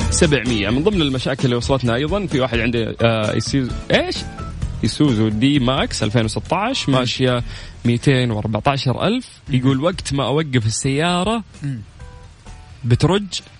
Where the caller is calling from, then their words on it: Riyadh, Riyadh Province, Saudi Arabia; من الرياض